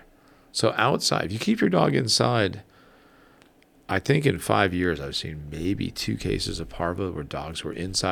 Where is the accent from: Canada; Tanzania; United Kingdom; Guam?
Guam; I'm from Guam